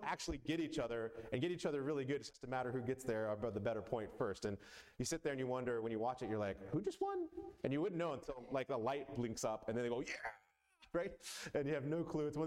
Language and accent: English; Atlanta, Georgia, United States; I grew up mostly in Atlanta